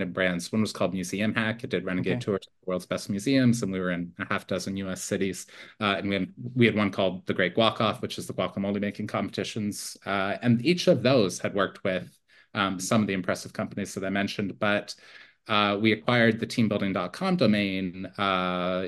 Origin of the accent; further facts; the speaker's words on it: near Toronto, Ontario, Canada; moved away as an adult; I'm Canadian originally. I grew up near Toronto.